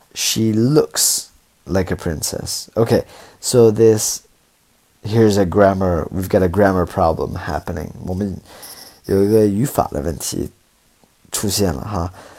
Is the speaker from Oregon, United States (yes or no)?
yes; Portland, Oregon, United States; now in China; I'm from Oregon. So I'm from Portland, Oregon